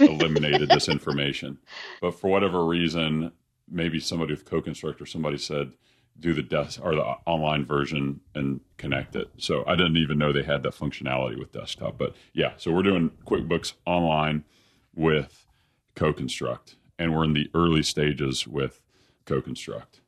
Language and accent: English; Dallas, Texas, United States; born or raised there